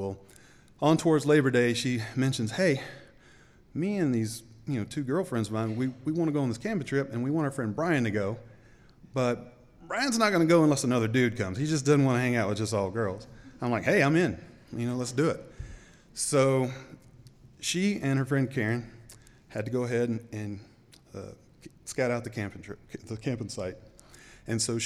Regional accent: the South, United States; accent: Southern; moved away as an adult; also born or lived in Memphis, Tennessee; now in Boise, United States; as you may can tell from my accent, I'm not from around here, I'm from the South

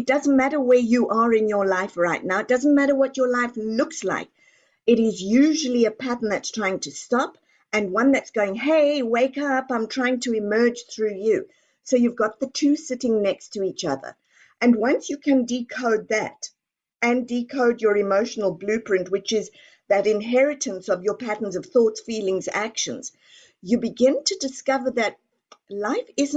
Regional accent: Texas, United States; I am from Texas

